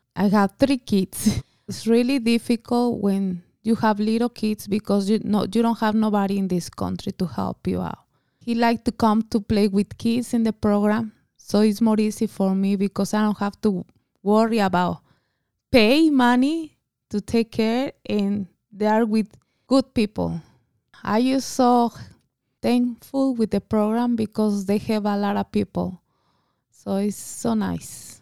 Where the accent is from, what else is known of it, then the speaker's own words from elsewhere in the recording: Mexico City, Mexico; English is a second language; moved away as an adult; I'm from Mexico City. I came when I was eighteen years old